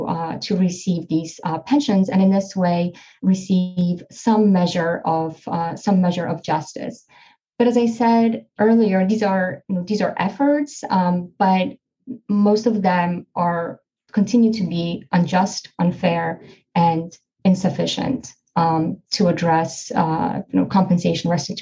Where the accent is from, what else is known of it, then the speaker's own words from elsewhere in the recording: Poland; moved away; I come from Poland originally. I was partially raised in Poland.